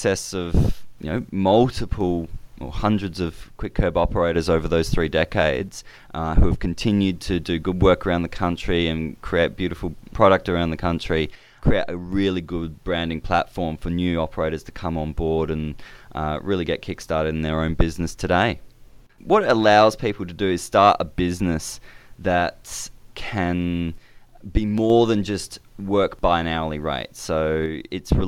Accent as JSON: {"language": "English", "town": "Adelaide", "region": "South Australia", "country": "Australia", "tie": "born or raised there", "moved": "as an adult", "lives_now": "Brisbane, Australia", "said": "I grew up in Adelaide"}